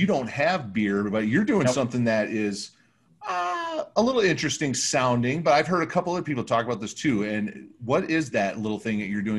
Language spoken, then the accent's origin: English; Michigan, United States; moved away; my trek to Michigan recently, I brought back a boatload of beer from the local brewery in my hometown.